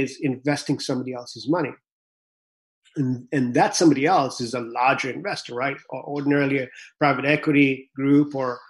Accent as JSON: {"language": "English", "country": "Kenya", "tie": "born or raised there", "also_born_or_lived": "Vancouver, Canada", "moved": "yes", "lives_now": "United States", "said": "when I was growing up in Kenya"}